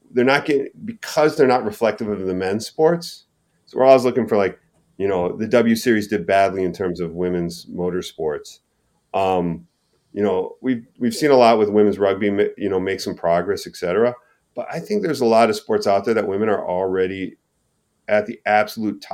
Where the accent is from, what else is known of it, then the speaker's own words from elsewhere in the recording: Minnesota, United States; moved away; I grew up in Minnesota